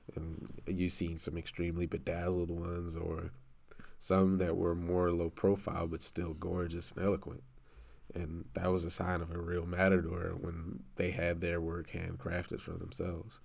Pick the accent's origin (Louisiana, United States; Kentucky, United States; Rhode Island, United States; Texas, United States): Louisiana, United States; New Orleans; moved away; I'm from New Orleans